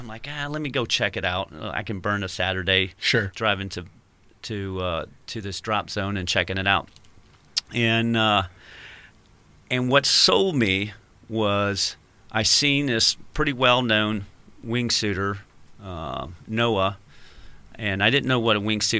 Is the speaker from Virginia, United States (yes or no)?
yes; Yorktown, Virginia, United States; So I grew up in Yorktown, Virginia, and I had grandparents in Florida and Indiana, so you could drive there.